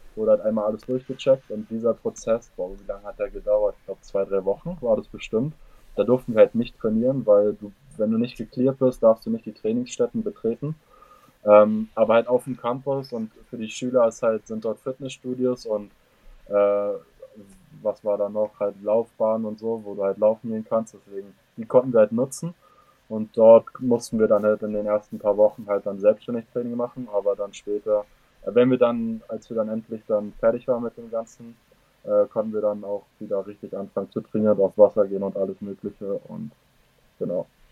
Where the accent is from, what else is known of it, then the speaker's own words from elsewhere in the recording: Germany; moved away as an adult; now in United States; als Deutscher